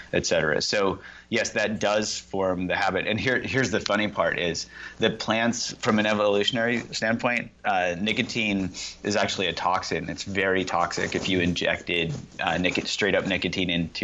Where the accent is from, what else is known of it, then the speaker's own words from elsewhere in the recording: Indiana, United States; I grew up in Indiana